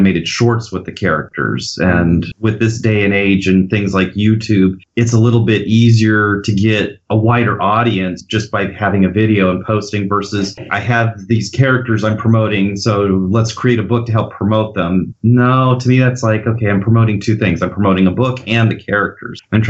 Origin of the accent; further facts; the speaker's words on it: Bakersfield, California, United States; I'm from Bakersfield, California, so the Central Valley